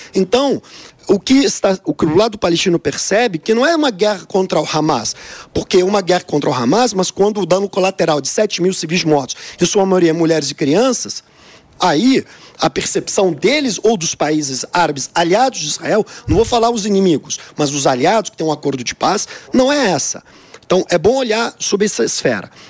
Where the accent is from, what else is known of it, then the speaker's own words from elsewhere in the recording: Brazil; Eu, como brasileiro de origem